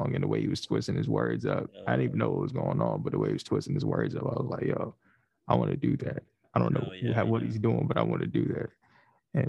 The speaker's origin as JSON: {"language": "English", "town": "Fayetteville", "region": "North Carolina", "country": "United States", "tie": "born or raised there", "said": "I grew up here in Fayetteville, North Carolina."}